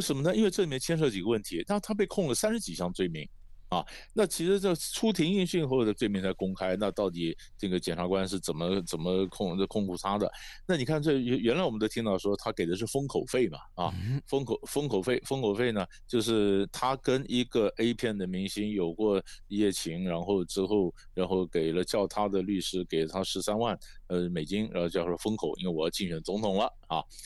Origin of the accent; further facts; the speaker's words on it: Taiwan; 在台湾我，呃，我，我们看了以后觉得有点错乱